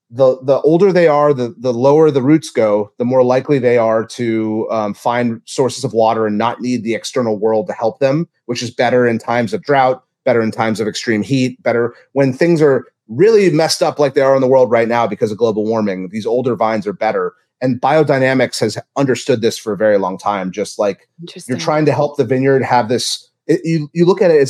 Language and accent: English; Louisiana, United States; born there; I was born in Louisiana.